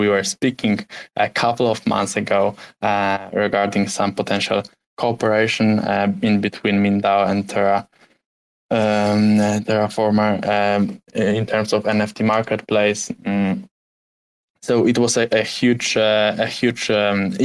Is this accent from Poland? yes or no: yes; Poland; English is a second language; I'm from Poland